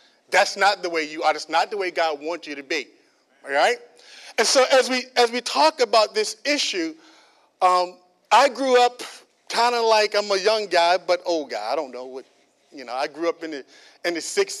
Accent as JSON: {"language": "English", "country": "United States", "said": "I'm African American"}